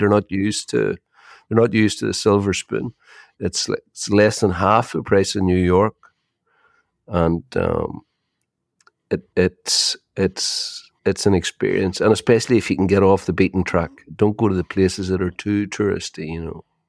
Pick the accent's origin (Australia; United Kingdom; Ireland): Ireland; you're Irish